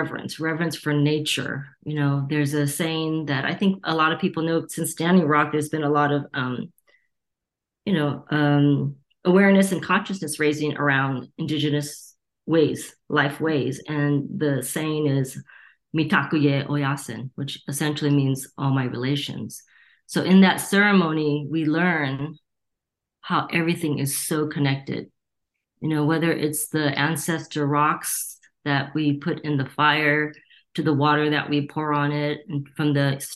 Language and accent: English; Torrance, California, United States; also born or lived in Gardena, California; I was born and raised in Torrance and Gardena, two cities that border each other, and it's a suburb